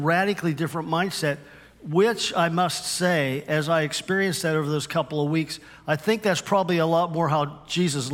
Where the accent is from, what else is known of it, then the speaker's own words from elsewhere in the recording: Western Pennsylvania, United States; accent: Western PA; moved away as an adult; also born or lived in Cuyahoga Falls, Ohio; where I grew up in Western Pennsylvania